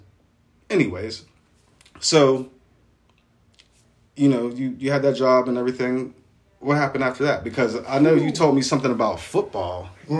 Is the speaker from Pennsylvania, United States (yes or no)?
yes; Canonsburg, Pennsylvania, United States; "Where are you from?" And I'll be like, "Kansburg."